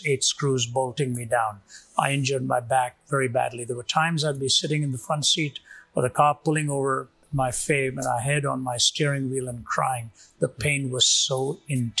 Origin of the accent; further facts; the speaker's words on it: India; moved away; When I was growing up in India